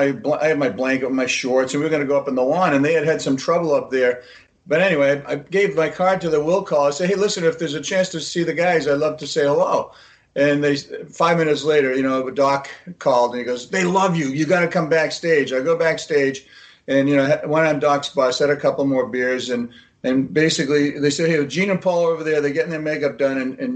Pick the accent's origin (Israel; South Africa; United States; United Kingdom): Israel; Haifa, Haifa District; born there; This is Israel. Listen, I was born in Haifa.